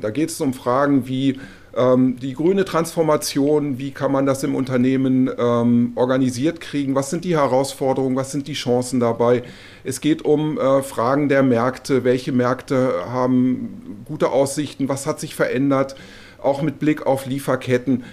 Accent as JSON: {"language": "German", "country": "Germany", "moved": "as an adult", "lives_now": "Brussels, Belgium"}